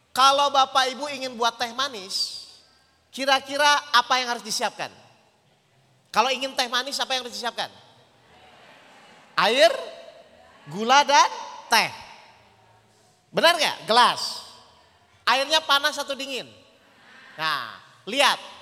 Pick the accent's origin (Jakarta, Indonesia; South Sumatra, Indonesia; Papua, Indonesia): Jakarta, Indonesia; Kita dari Jakarta Bapak Ibu